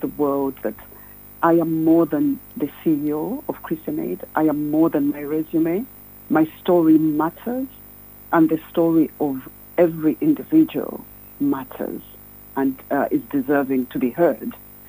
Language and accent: English; Zambia; I'm from Zambia.